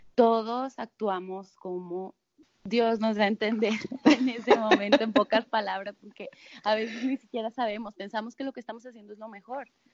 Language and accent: Spanish; Monterrey, Nuevo León, Mexico; yo soy de Monterrey